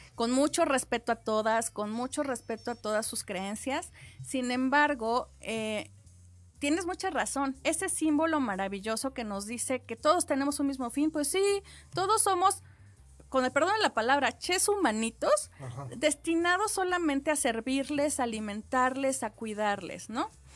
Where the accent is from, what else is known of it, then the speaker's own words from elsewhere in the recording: Mexico; Yo que tengo sangre guerrerense y oaxaqueña